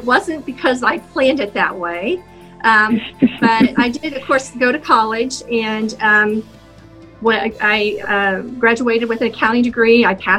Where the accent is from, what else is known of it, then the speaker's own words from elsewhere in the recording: Indianapolis, Indiana, United States; also born or lived in -; I grew up in Indianapolis, on the east side of Indianapolis.